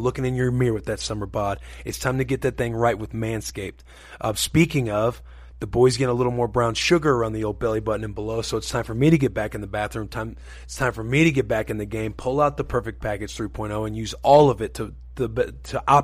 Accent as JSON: {"language": "English", "region": "Missouri", "country": "United States", "tie": "born or raised there", "said": "Growing up in Missouri"}